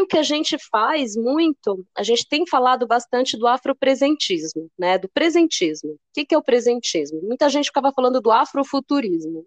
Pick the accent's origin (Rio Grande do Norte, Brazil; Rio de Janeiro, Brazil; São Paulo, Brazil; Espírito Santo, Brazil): São Paulo, Brazil; São Bernardo do Campo; now in São Paulo, Brazil; Eu nasci em São Bernardo. Eu sou de São Bernardo do Campo.